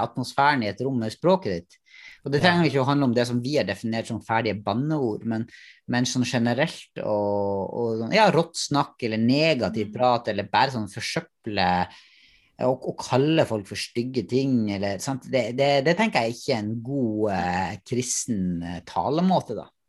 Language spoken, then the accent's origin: Norwegian; Northern Norway, Norway; moved away; Jeg har vokst opp i Nord-Norge